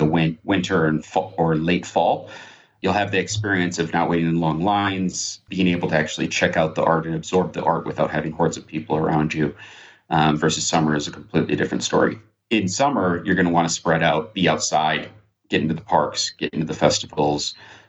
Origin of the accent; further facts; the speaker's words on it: Minneapolis, Minnesota, United States; moved away as an adult; now in Amsterdam, Netherlands; originally I'm from Minnesota, from Minneapolis.